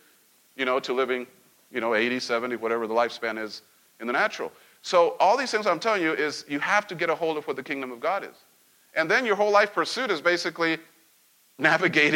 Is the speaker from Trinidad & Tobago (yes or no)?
no; central Mexico, Mexico; moved away; Growing up in Mexico and central Mexico.